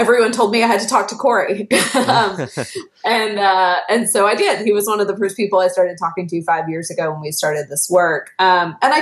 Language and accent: English; the American South, United States; my identity as a Southerner